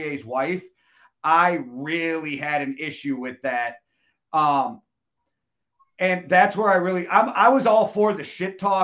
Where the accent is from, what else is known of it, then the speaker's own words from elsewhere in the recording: United States; we as Americans